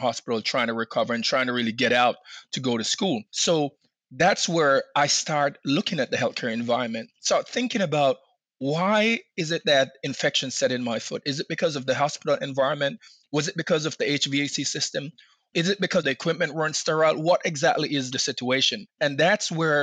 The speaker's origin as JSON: {"language": "English", "country": "Jamaica", "moved": "yes", "lives_now": "Maryland, United States", "said": "I'm from Jamaica originally."}